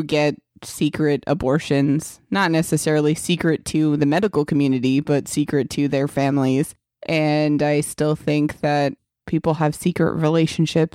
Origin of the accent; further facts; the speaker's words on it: New Jersey, United States; I grew up around gay couples. I'm from New Jersey